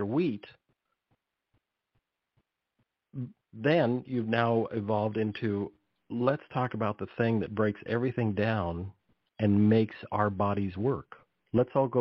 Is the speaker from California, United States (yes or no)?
yes; Monterey Peninsula, California, United States; I grew up on the Monterey Peninsula